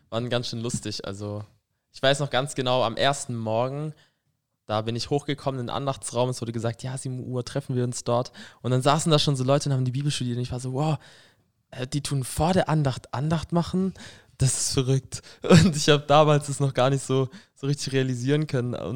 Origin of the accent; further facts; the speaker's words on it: Stuttgart, Baden-Württemberg, Germany; Ich komme aus dem Raum Stuttgart und ich bin jetzt momentan hier auf der Josia Missionsschule im Jahrgang.